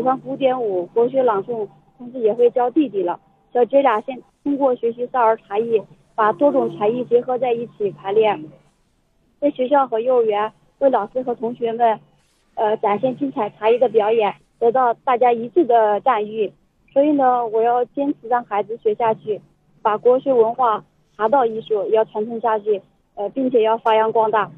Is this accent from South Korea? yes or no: no; China; 我们作为一个中国人，呃，土生土长的